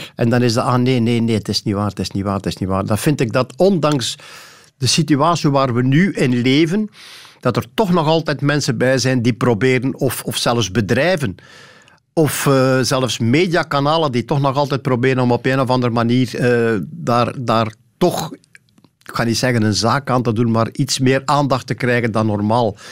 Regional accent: Sint-Niklaas, Flanders, Belgium; also born or lived in Temse; eigenlijk was het Temse, maar ik woon al langer in Sint-Niklaas dan ik in Temse gewoond heb. Dus laten we maar zeggen, ik woon in de straat waar ik geboren ben.

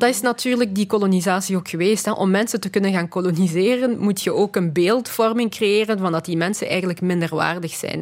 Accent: Belgium; also born or lived in Congo; Ik ben in België opgegroeid.

